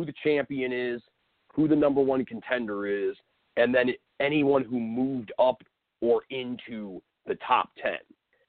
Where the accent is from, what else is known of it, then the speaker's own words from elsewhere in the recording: Cleveland, Ohio, United States; My hometown local hometown hero, Stipe Miocic, is the heavyweight champion of the world. He has made one defense. He did it here in C-Town.